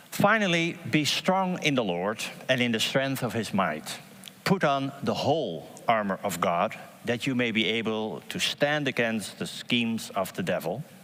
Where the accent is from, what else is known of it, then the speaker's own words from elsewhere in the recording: Haarlem, North Holland, Netherlands; I'm from Haarlem, my wife is from Haarlem, and uh, I'm actually from uh, the area that I'm going to give this example about